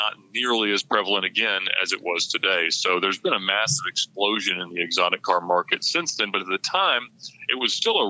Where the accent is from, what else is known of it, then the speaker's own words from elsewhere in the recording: Buford, Georgia, United States; also born or lived in Alpharetta, Georgia / Johns Creek, Georgia; I grew up in Buford, Georgia, about 45 minutes northeast of Atlanta